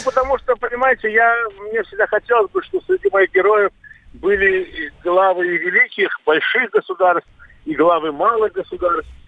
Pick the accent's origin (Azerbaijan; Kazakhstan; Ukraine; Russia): Azerbaijan; Baku; moved away; у себя на родине в Баку вместе с друзьями и с своим, своей семьей